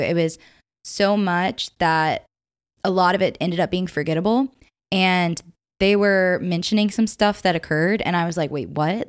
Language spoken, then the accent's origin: English; Upstate South Carolina, United States; I'm from the upstate of South Carolina